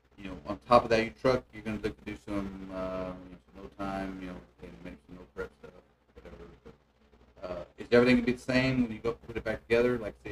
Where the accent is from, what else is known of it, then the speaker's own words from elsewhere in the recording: Texas, United States; The funny part is that being there, we're here from Central Texas. This is like nothing came down this far south.